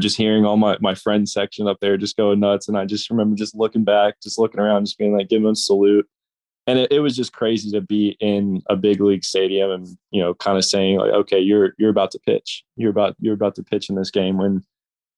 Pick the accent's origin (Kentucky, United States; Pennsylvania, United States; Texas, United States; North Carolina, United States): Texas, United States; Arlington; In Arlington? In my hometown?